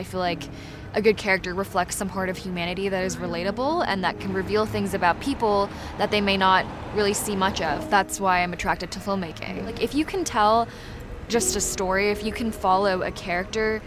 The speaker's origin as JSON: {"language": "English", "region": "Tokyo", "country": "Japan", "tie": "born or raised there", "also_born_or_lived": "Hong Kong", "moved": "yes", "lives_now": "United States", "said": "I'm from Hong Kong, and I was born there, and then I was raised in Tokyo."}